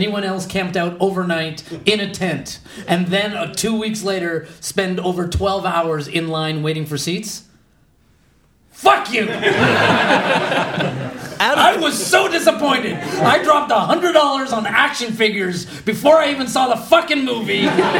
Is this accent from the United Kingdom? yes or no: no; Calgary, Alberta, Canada; born or raised there; moved away